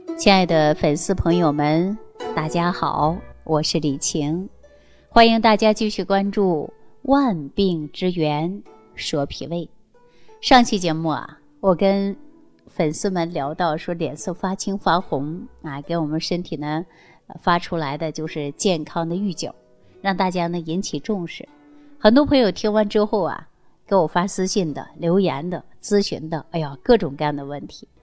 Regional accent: China; 我们中国人的皮肤呢，大部分呢都是有点偏黄

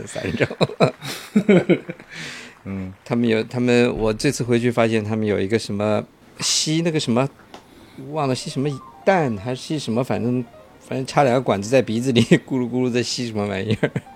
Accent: Shanghai, China; 我小的时候，在上海流行过一，一段时间

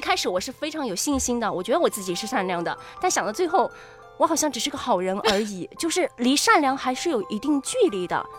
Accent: Chongqing, China; 我们重庆人真的是很勇敢、很热血、 嗯， 很霸道、 很重庆人

